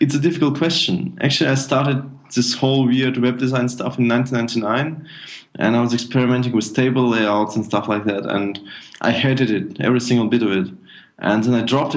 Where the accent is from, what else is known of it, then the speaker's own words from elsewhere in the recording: Minsk, Belarus; now in Germany; originally I'm from Minsk, Belarus, and my father moved to Germany in 2000, and I moved with him